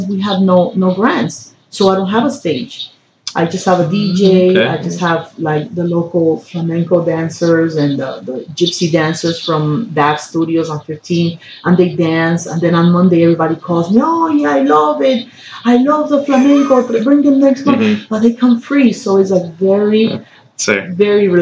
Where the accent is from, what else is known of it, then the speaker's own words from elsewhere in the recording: New York, United States; now in Miami, United States; I'm from New York. I went to school in Harlem